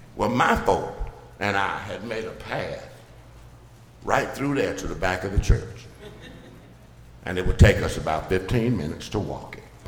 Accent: Birmingham, Alabama, United States; I grew up in Birmingham

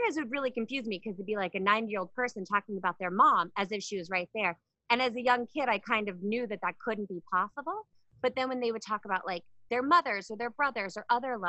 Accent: Palmer, Alaska, United States; I'm from Alaska, a really small town. Hello to everybody in Palmer, Alaska

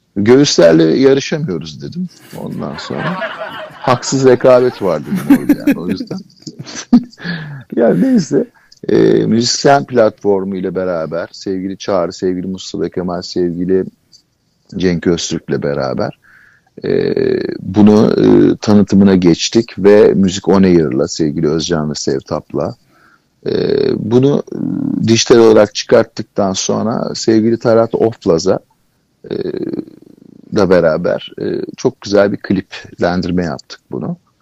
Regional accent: Istanbul, Turkey; Kadıköy'de, Kadıköy çocuğuyum ben. E, moda, moda, modalıyım. E, moda, yani modada büyüdüm, Kadıköy'de büyüdüm.

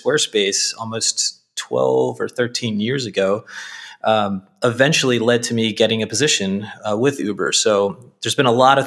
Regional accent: Baltimore, Maryland, United States; I grew up in Northeast Baltimore

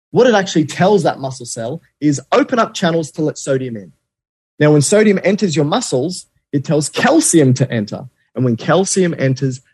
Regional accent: Australia; I'm Australian

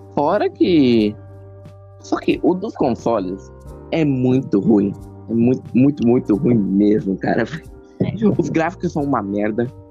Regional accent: Brazil; meu sangue é português de Portugal, né? Mas né, por é. causa disso que eu tenho, que, que eu sou do, tipo, nasci aqui no Brasil

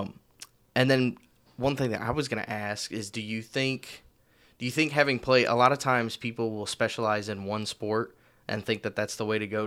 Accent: Marion, Illinois, United States; now in Owensboro, United States; I'm from Marion, Illinois

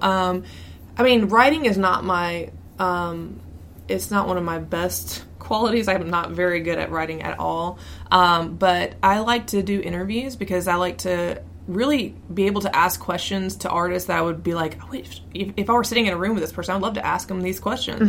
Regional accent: the South, United States; growing up in the South

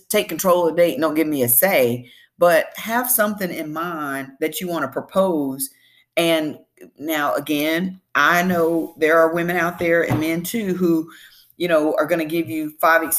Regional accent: the South, Southern United States, United States; I'm a Southerner, Southern Belle, born and bred

